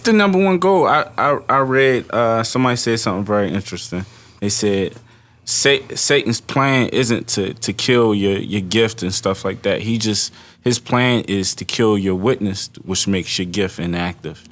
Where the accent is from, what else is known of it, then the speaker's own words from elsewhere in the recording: Baltimore, Maryland, United States; I grew up in Baltimore City